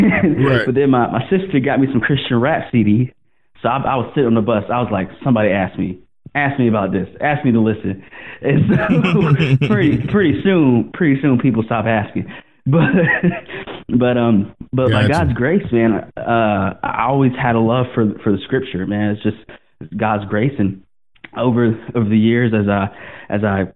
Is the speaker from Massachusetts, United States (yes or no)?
no; Greenville, South Carolina, United States; moved away; I grew up in Greenville, and we went to church when I was younger